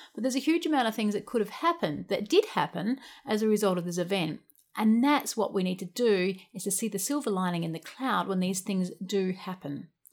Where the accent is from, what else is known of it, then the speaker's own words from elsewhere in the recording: Australia; also born or lived in United Kingdom; I'm an Aussie backpacker